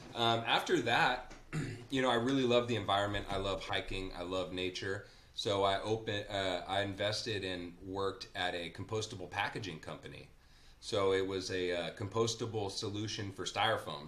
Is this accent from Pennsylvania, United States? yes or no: no; Napa, California, United States; when I was growing up in Napa, I grew up with my grandpa